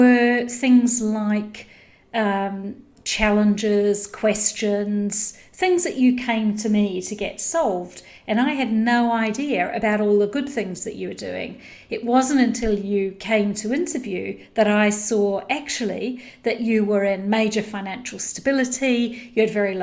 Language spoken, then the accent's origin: English; New Zealand; I grew up in New Zealand